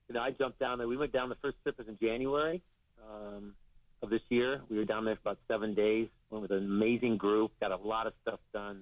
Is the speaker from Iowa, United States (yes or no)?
yes; Iowa City, Iowa, United States; my hometown, Iowa City